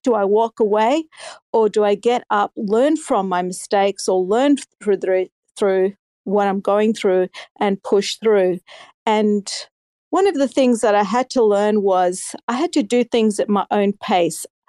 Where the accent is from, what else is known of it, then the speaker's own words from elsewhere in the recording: Australia; I'm from Australia